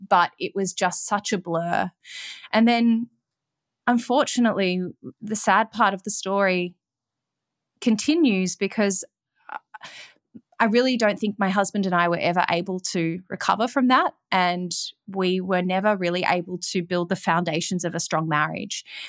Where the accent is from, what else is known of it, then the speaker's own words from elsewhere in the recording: Melbourne, Victoria, Australia; I grew up in Melbourne, Australia